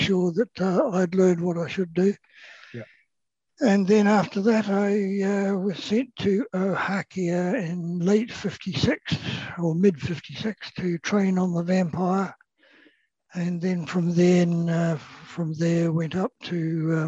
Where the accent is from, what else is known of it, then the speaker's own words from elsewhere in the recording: Blenheim, Marlborough, New Zealand; moved away as an adult; also born or lived in Wellington, New Zealand; I was born in Wellington. The family moved to Blenheim during World War II. So I was raised at schools in Blenheim